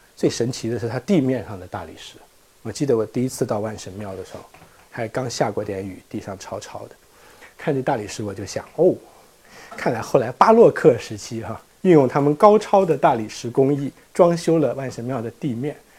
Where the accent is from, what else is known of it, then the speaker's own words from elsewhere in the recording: China; 我们中国人